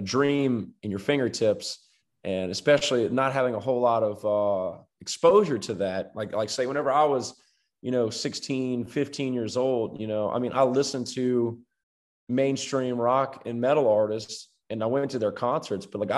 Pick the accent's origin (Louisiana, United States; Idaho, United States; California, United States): Louisiana, United States; Baton Rouge